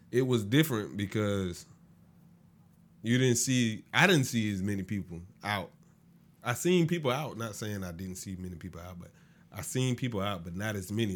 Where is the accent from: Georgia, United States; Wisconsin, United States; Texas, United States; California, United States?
Georgia, United States; Augusta; also born or lived in Florida; I was born in Florida. Raised up in Augusta